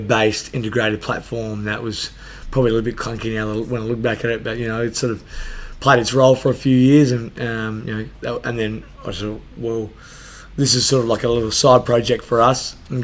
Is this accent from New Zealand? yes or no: no; Adelaide, South Australia, Australia; I grew up in Salisbury